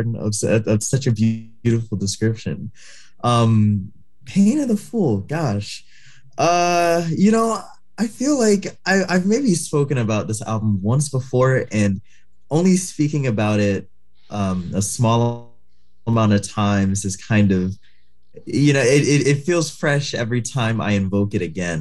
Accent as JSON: {"language": "English", "town": "New York City", "region": "New York", "country": "United States", "moved": "yes", "lives_now": "Portland, United States", "said": "I'm from Far Rockaway, Queens"}